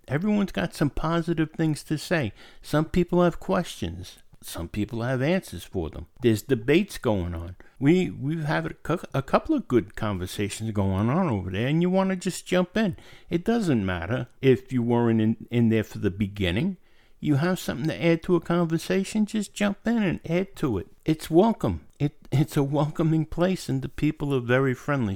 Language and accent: English; United States; also born or lived in upstate New York; I'm an American